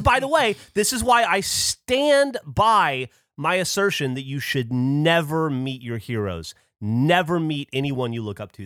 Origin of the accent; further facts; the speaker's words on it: Alabama, United States; growing up in Alabama